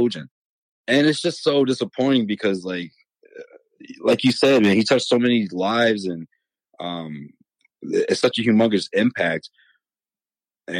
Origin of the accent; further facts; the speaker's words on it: Boston, Massachusetts, United States; He grew up where we grew up, you know, Hyde Park, Mattapan area.